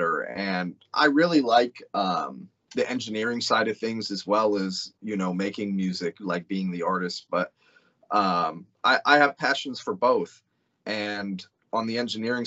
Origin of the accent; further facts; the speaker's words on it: Glendale, Arizona, United States; I'm from Glendale, just outside of Phoenix